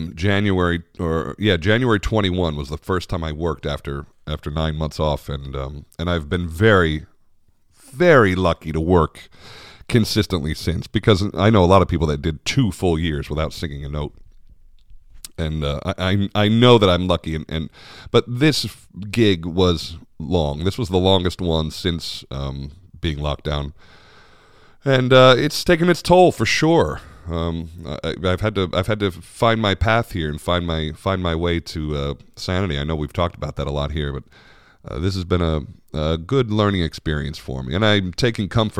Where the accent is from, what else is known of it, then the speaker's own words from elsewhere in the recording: United States; as an American